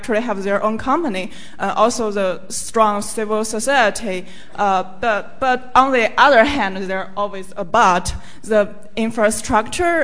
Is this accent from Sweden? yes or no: no; China; moved away as an adult; now in United Kingdom; from China